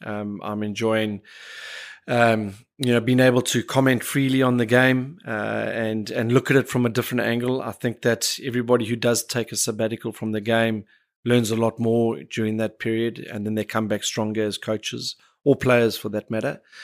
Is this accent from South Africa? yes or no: yes; Cape Town, Western Cape, South Africa; the family that I grew up in was part of growing up in Bishops